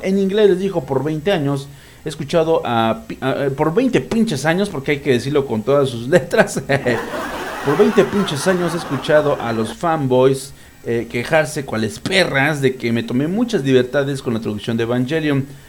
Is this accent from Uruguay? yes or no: no; Mexico; soy un pinche mexicano bien ridículo